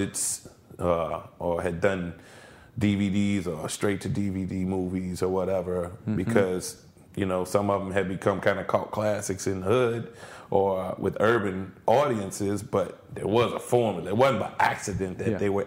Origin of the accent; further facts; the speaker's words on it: New Orleans, Louisiana, United States; how I came up, you know, in New Orleans. I was born and raised in the 7th Ward